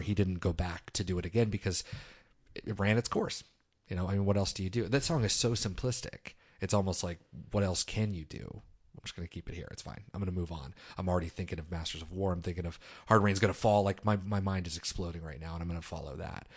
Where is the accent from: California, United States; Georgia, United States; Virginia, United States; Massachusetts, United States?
Virginia, United States; Manassas; also born or lived in Wise, Virginia / Norfolk, Virginia; I grew up in Manassas, Virginia